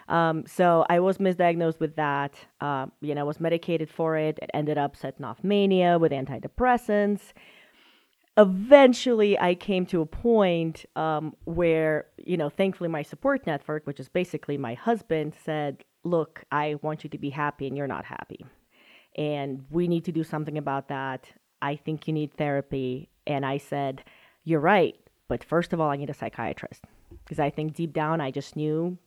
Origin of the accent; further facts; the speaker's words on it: Moscow, Russia; English is a second language; moved away as an adult; I actually grew up in Moscow, Russia. So I stayed there until I was 18, didn't come here until I was 18. You know, English is my second language